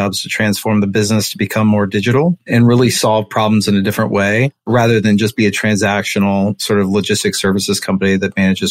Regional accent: Cincinnati, Ohio, United States; I'm from Cincinnati, Ohio.

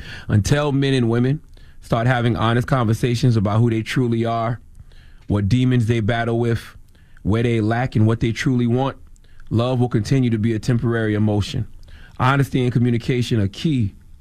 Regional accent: Moncks Corner, South Carolina, United States; also born or lived in Charleston, South Carolina; I want to salute to everybody in my home, my birthplace, Charleston, South Carolina. My hometown is Monk's Corner, but my birthplace is Monk's Corner.

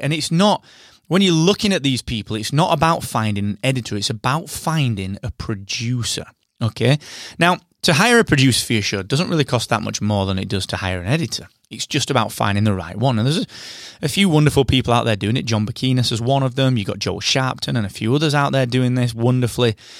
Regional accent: United Kingdom; I am that British podcast guy

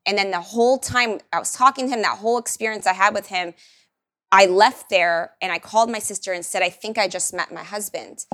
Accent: Miami, Florida, United States; moved away as an adult; now in Austin, United States; I didn't grow up with queso, by the way. I'm from Miami

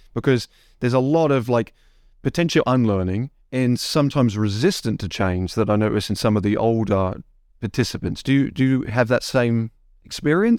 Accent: England, United Kingdom; now in United States; I am originally from England

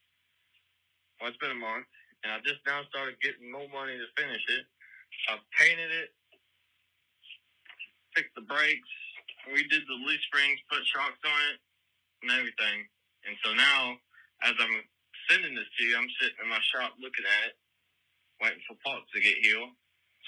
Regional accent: North Carolina, United States; I'm from North Carolina

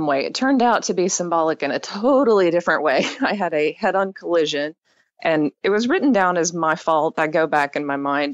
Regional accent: East Texas, United States; I grew up in East Texas, and I was raised in an evangelical home

